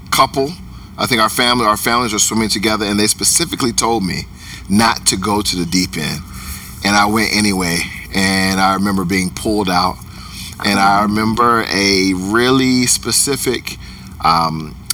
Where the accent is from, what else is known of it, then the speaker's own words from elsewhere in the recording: Chuckatuck, Virginia, United States; also born or lived in Germany / Texas / Kentucky; I grew up in Chuckatuck, Virginia, which is a very small uh, rural place. Um, I was born in Germany. Uh, I was an army brat.